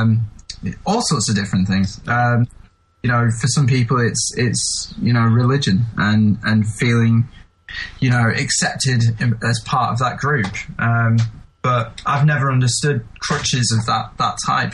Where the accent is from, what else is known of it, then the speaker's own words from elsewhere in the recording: England, United Kingdom; as an English person